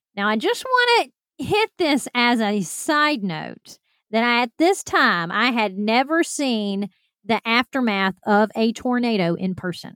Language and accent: English; Alabama, United States; moved away; I'm from Alabama